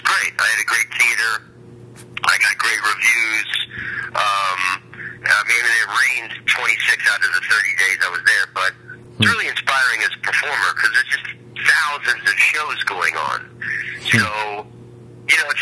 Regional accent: Oviedo, Florida, United States; moved away as an adult; also born or lived in San Francisco; I'm from Florida, and I grew up in Oviedo, a small town outside of Orlando

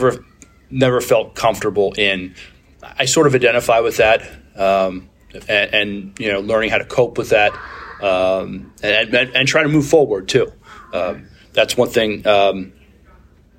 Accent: New York City, New York, United States; I'm a kid from Brooklyn. That's where I was born.

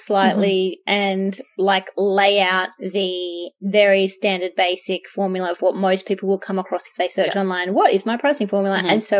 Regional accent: Australia; We're Australian experts, yeah, not the other way.

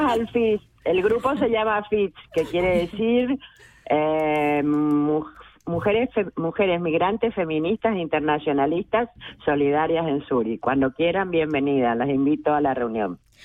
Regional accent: Misiones, Argentina; moved away as an adult; now in Switzerland; yo soy argentina, soy una mujer argentina, soy migrante, hija de personas que de campesinos, campesinas, desde nací en la selva misionera, en Misiones Argentinas

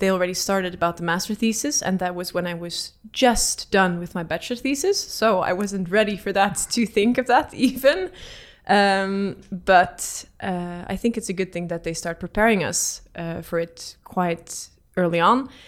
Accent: Netherlands; moved away as an adult; now in Oslo, Norway; I don't come from uh, the UK, I come from the Netherlands.

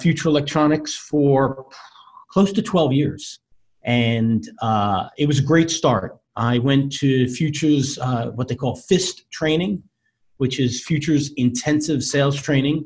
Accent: Long Island, New York, United States; also born or lived in Florida; have lived my entire life on Long Island.

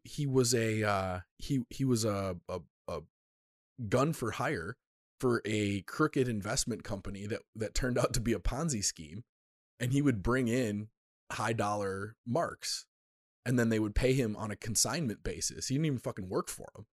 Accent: United States; an American

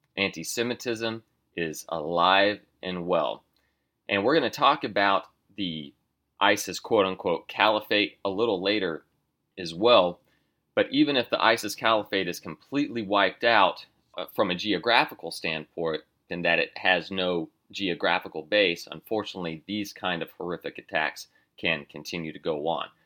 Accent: United States; I am an American

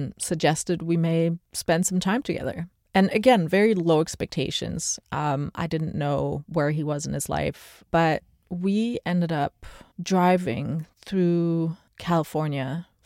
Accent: Antwerp, Flanders, Belgium; now in United States; I grew up in Antwerp, which is a really old city

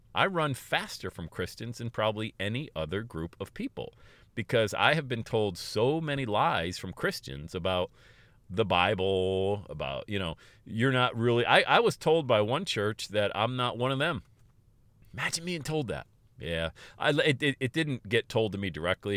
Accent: Pennsylvania, United States; moved away as an adult; also born or lived in West Palm Beach, Florida / Erie, Pennsylvania; I moved away from Pennsylvania, where I was born and raised, and I went to West Palm Beach, Florida

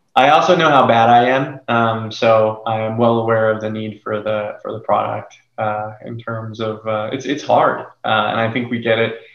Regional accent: Florida, United States; now in Los Angeles, United States; I grew up in Florida

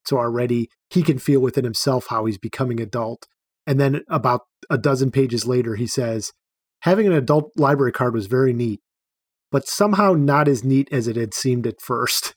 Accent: Cleveland, Ohio, United States; I grew up in Cleveland, so I'm an Indians fan

